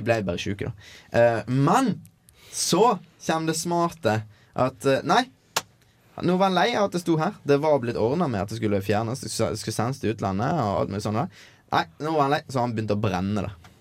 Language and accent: Norwegian; Norway; moved away; min heimbygd.